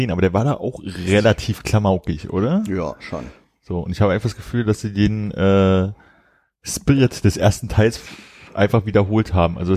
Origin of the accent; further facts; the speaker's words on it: Berlin, Germany; das kam halt wirklich schon noch so, als, als Berliner konnte man ja ein bisschen Westfernsehen empfangen